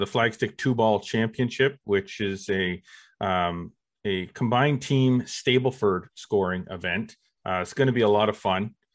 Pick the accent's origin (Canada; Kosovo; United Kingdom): Canada; we are Canadian